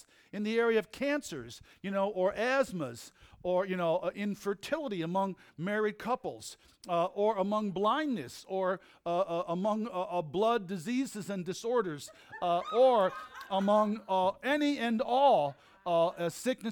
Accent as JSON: {"language": "English", "town": "Red Creek", "region": "New York", "country": "United States", "tie": "born or raised there", "said": "I grew up in Red Creek, New York on Jenkins Road"}